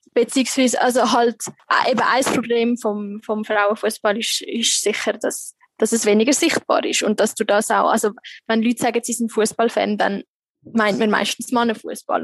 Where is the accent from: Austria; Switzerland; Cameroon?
Switzerland; moved away as an adult; now in Egypt; bei uns in der Schweiz